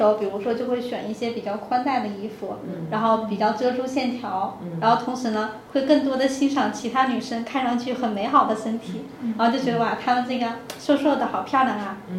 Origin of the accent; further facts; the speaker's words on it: South China, China; 因为我是南方人啊，所以我普通话不是很标准。